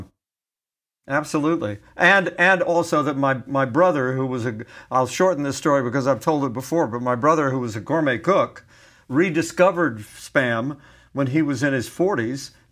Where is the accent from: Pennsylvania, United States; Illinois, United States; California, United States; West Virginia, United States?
West Virginia, United States; Beckley; My hometown was the county seat in West Virginia, in Beckley, West Virginia.